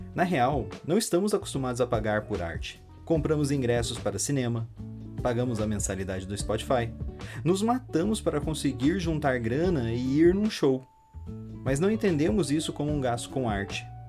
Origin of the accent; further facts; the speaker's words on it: Brazil; Eu, como brasileiro